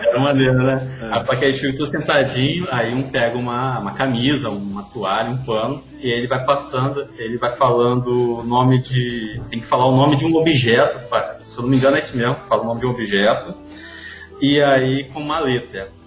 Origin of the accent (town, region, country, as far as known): Pará, Brazil; born or raised there; also born or lived in Baixada Fluminense, Rio de Janeiro